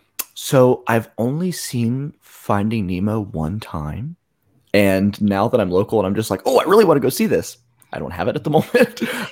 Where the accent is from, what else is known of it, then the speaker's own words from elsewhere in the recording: Florida, United States; growing up in Florida